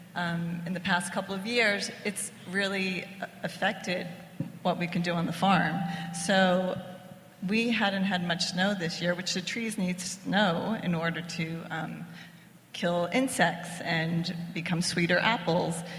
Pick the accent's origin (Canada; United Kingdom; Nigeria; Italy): Italy; now in United States; We're both from Italy